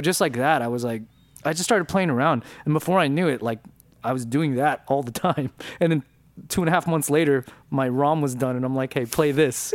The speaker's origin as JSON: {"language": "English", "town": "Downey", "region": "California", "country": "United States", "tie": "born or raised there", "accent": "Mexican", "said": "for several years growing up, I spoke with a Mexican accent because I was from, 'cause I was from Downey"}